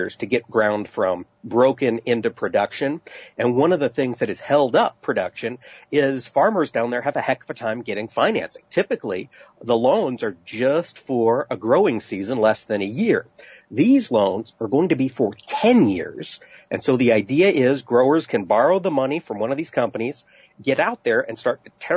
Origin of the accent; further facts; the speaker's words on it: East Peru, Iowa, United States; East Piru, Iowa, my hometown